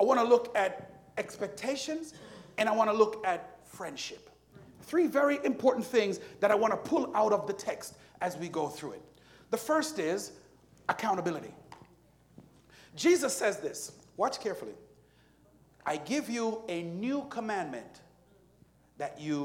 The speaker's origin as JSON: {"language": "English", "country": "Jamaica", "moved": "yes", "said": "Jamaica, which is where I'm from"}